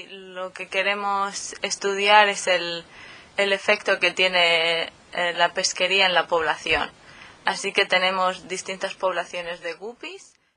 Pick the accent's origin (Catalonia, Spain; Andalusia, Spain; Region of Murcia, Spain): Region of Murcia, Spain; Murcia; moved away as an adult; also born or lived in Helsinki, Finland; now in Bergen, Norway; soy de Murcia, del sureste de España, pero también soy medio suiza. Mi madre es de Suiza